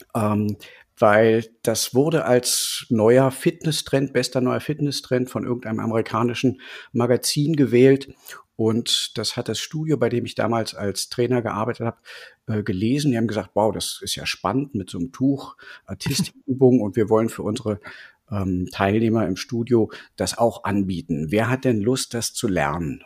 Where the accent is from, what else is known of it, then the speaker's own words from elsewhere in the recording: Berlin, Germany; Ich bin aus Berlin und unterrichte ja seit 20 Jahren normales Yoga